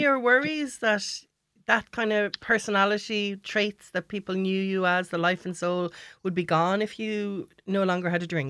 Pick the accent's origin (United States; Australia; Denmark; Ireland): Ireland; as Irish people